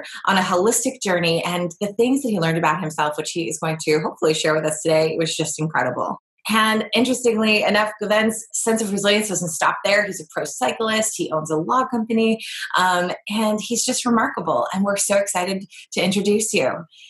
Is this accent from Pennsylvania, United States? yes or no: no; Massachusetts, United States; I'm like border, like I'm from Massachusetts. We say wicked.